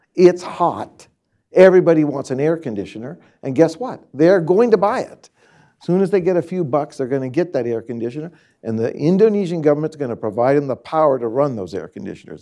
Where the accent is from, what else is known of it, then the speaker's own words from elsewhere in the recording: California, United States; moved away; I'm born and raised in California